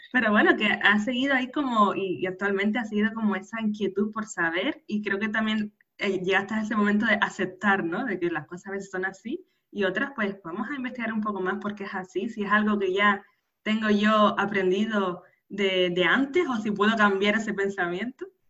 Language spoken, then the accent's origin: Spanish; Canary Islands, Spain; nacida en Canarias